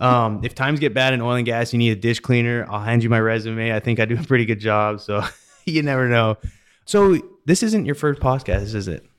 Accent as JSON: {"language": "English", "country": "Canada", "tie": "born or raised there", "also_born_or_lived": "Pittsburgh / Denver", "moved": "yes", "lives_now": "Katy, United States", "said": "growing up in Canada"}